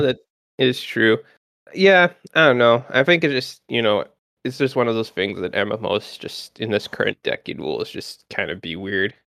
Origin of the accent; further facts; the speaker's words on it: Canada; I'm from Canada